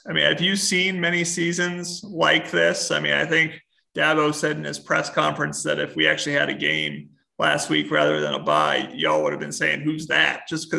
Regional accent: Mount Laurel, New Jersey, United States; Scott Schoenweiss, who's from my hometown of Mount Laurel, New Jersey

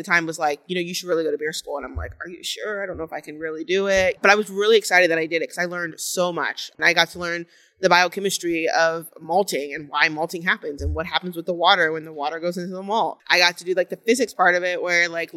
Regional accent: Goose Creek, South Carolina, United States; I am from Goose Creek, South Carolina.

